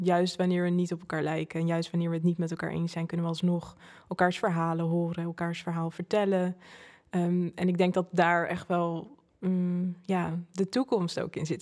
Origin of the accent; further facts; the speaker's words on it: Zoetermeer, South Holland, Netherlands; ik ben opgegroeid in Zoetermeer. Oké. daar ben ik geboren